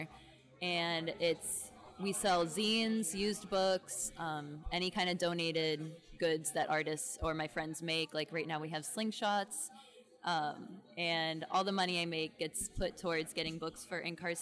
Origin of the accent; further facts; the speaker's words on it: Southwest Florida, United States; moved away as an adult; also born or lived in Tallahassee, Florida; now in North Carolina, United States; I'm from Southwest Florida. I've lived in Florida my whole life up until like 7 months ago.